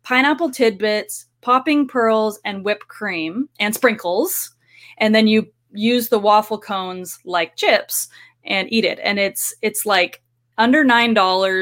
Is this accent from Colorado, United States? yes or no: no; Anaheim, California, United States; moved away as an adult; also born or lived in Arizona; now in Kansas City, United States; I grew up in Anaheim.